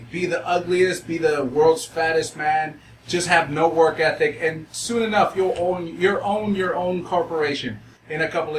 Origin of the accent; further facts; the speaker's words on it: Los Angeles, California, United States; I grew up in South Central LA.